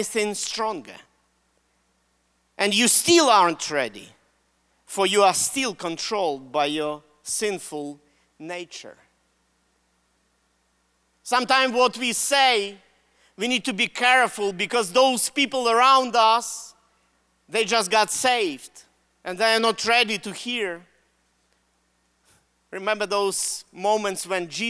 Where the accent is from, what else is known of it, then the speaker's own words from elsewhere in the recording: Russia; accent: Russian; English is a second language; moved away; Why do I use Russian accent? I'm Russian